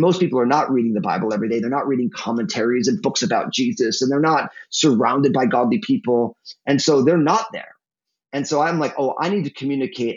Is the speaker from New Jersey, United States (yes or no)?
yes; New Jersey, United States; also born or lived in San Francisco Bay Area, California; now in Portland, United States; My my home state of New Jersey